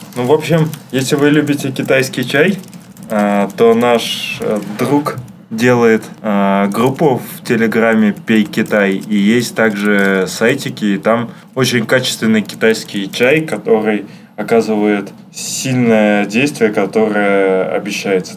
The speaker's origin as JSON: {"language": "Russian", "region": "Saint Petersburg", "country": "Russia", "said": "я из Питера, у нас парадная"}